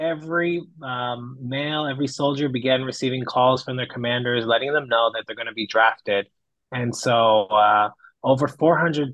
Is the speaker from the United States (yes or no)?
no; Israel; I grew up in Israel